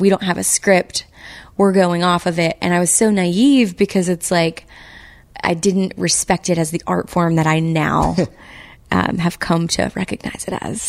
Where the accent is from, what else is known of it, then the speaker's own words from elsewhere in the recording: United States; I'm from the South and in a little teeny tiny town on the Texas-Louisiana border on the Gulf Coast. And my mother's family's from there for like going back like six generations